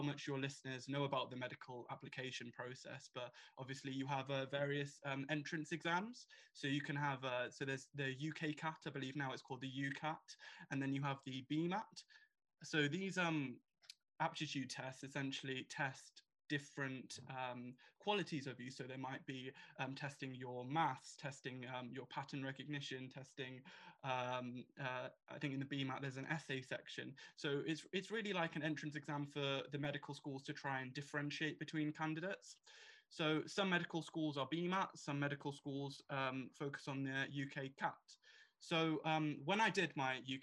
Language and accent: English; Birmingham, West Midlands, United Kingdom; I've been born and bred in Birmingham